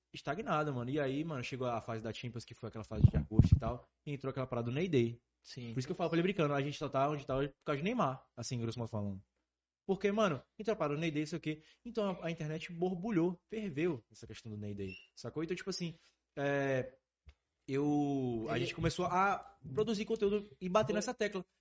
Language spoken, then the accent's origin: Portuguese; Northeast Region, Brazil; a gente é do Nordeste, então a gente falando da visão daqui